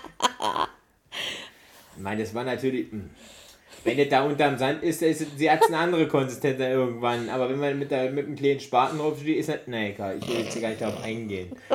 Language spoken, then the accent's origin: German; East Germany, Germany; ich komme aus dem Osten, wir hatten ja früher ich wenig